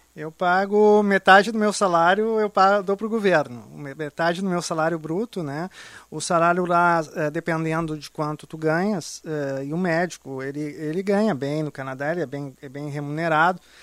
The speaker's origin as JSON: {"language": "Portuguese", "country": "Brazil", "moved": "yes", "said": "eu sou brasileiro, apesar de morar lá, eu tenho esse sentimento de carinho e amor pela minha terra"}